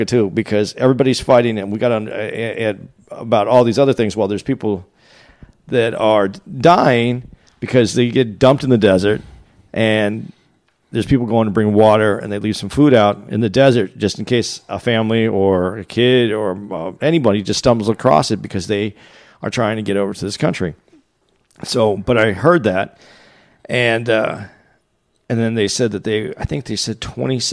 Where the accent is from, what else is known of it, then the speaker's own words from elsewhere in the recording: Arizona, United States; I'm from Arizona